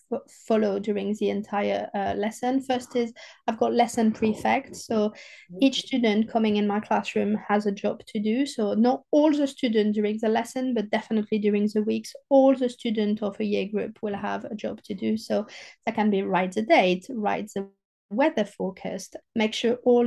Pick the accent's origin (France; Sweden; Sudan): France; southern France; accent: French southerner; English is a second language; moved away